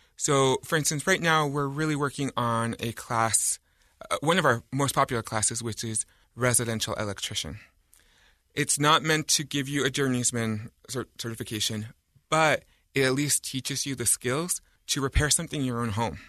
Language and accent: English; Utah, United States; I grew up in Utah County